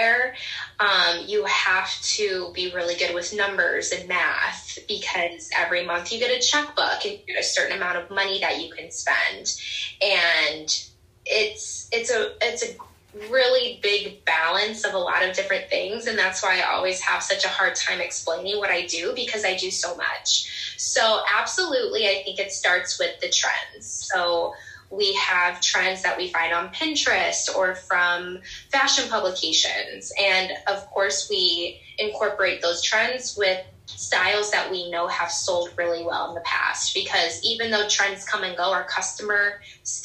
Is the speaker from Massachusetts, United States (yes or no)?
no; Indiana, United States; moved away as an adult; also born or lived in Ohio / Jersey Shore, New Jersey; now in New Jersey, United States; I'm a Midwestern girl. I grew up in Indiana.